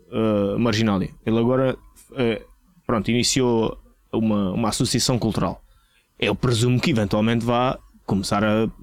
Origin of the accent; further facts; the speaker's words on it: Lagos, Algarve, Portugal; nós somos de Lagos, de Lagos da parte yeah, da, do Barlavento